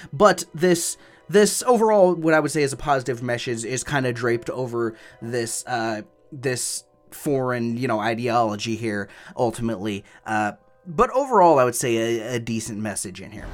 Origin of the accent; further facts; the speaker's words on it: United States; I'm an American and that's how I'm gonna pronounce it